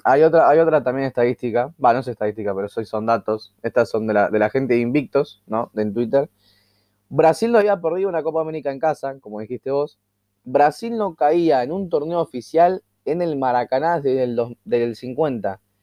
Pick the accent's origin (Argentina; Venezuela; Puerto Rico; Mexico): Argentina; sea argentino